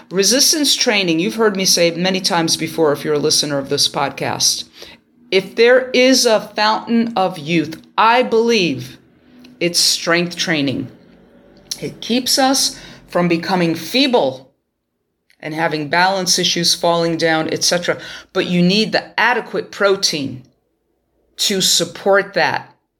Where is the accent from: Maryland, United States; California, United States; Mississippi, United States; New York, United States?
New York, United States; my hometown of New York